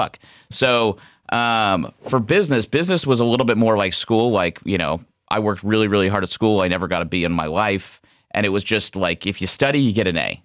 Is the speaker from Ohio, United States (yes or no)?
yes; Ohio, United States; also born or lived in Scottsdale, Arizona; we moved home back to Ohio